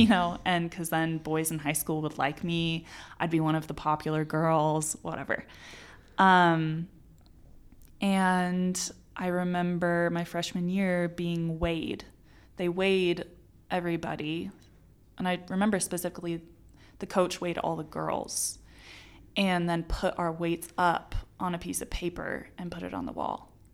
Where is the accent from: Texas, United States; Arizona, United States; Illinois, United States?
Arizona, United States; moved away as an adult; now in Utah, United States; was born and raised in Arizona.